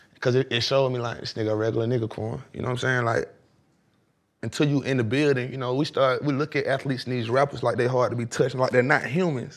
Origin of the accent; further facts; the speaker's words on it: Atlanta, Georgia, United States; I'm from East Atlanta